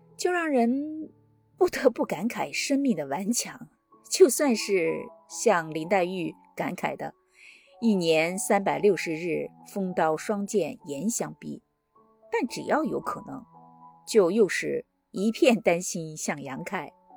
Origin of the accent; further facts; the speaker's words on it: China; now in Washington, United States; 我们老家有一个叫石家庄的村子，在五凤山的山脚下